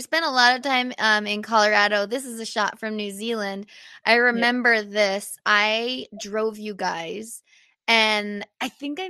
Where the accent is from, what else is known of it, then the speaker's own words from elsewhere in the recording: Canada; being a Canadian athlete